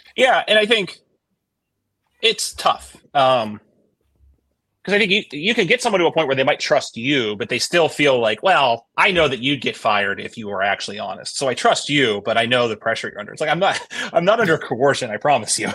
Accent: Midwest, United States; I'm from the Midwest

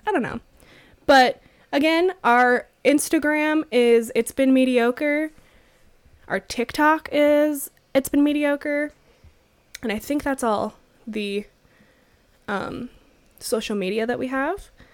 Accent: New Mexico, United States; growing up in New Mexico, oh, surrounded by uh so many Catholics

